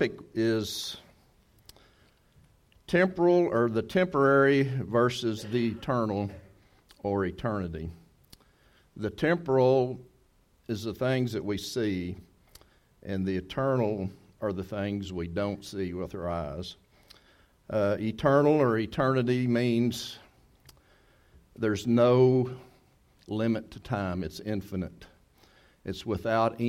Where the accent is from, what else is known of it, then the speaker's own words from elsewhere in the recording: Texas, United States; moved away; if we're from Texas